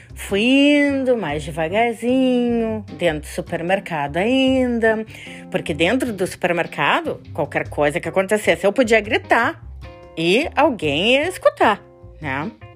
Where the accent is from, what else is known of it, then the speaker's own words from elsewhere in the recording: Brazil; moved away as an adult; faz duas semanas que eu moro aqui e eu sou do Brasil